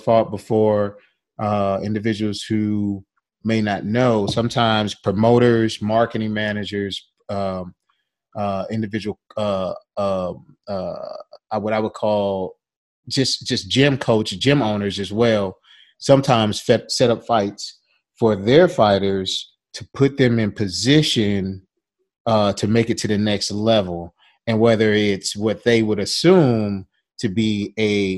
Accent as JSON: {"language": "English", "town": "St. Louis", "region": "Missouri", "country": "United States", "tie": "born or raised there", "said": "my hometown, St. Louis, Missouri"}